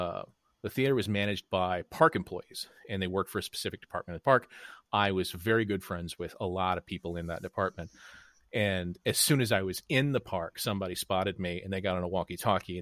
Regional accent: Arlington, Texas, United States; moved away as an adult; also born or lived in Chicago; I grew up in Arlington, Texas

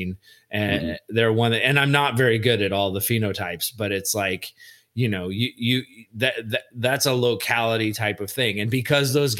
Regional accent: Indiana, United States; now in California, United States; I was born in Indiana

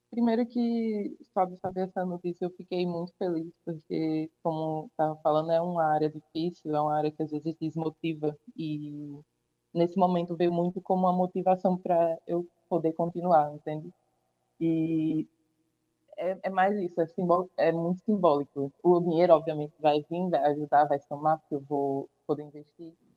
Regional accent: Tapé, Paraíba, Brazil; also born or lived in João Pessoa; sou natural de Tapé, já vivi aqui por um tempo

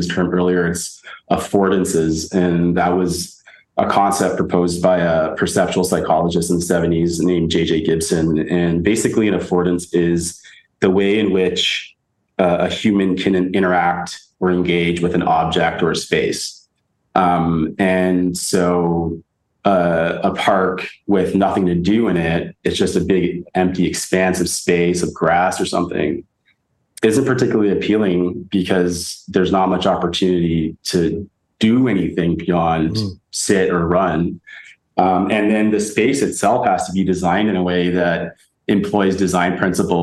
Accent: Victoria, British Columbia, Canada; also born or lived in Edmonton, Canada / Toronto, Canada / Kitchener-Waterloo, Canada; now in Berlin, Germany; Victoria, where I grew up, or Toronto, where I've lived

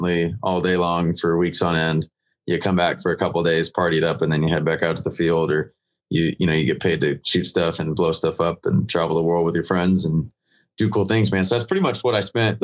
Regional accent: Gilbert, Arizona, United States; I'm from Gilbert, Arizona

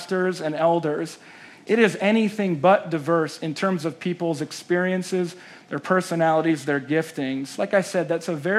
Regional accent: South Dakota, United States; moved away; also born or lived in Chicago / New York City; I grew up in South Dakota, moved to Chicago

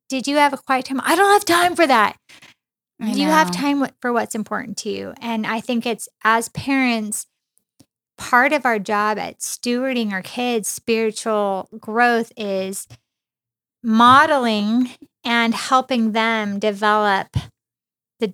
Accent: Mammoth Lakes, California, United States; now in Riverside, United States; I grew up in Mammoth. It's like a 6-hour drive to here. My grandparents lived here in Riverside where we currently live.

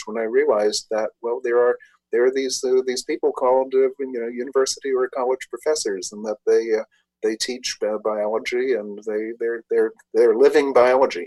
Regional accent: New York City, New York, United States; I grew up in New York City in the Bronx

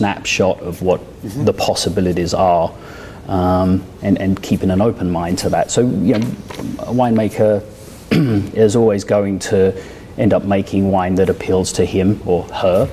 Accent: United Kingdom; also born or lived in France; now in United States; I was born and raised just outside London.

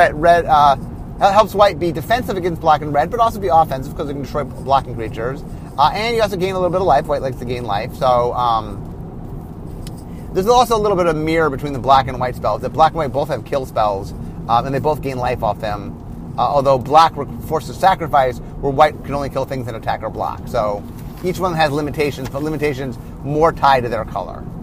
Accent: Cleveland, Ohio, United States; also born or lived in Los Angeles; now in Seattle, United States; I grew up in Cleveland, in which we had a lot of snow

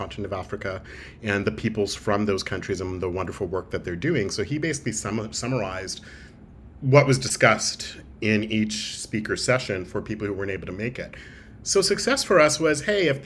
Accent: Toronto, Ontario, Canada; I call Toronto home. I grew up in Toronto as well.

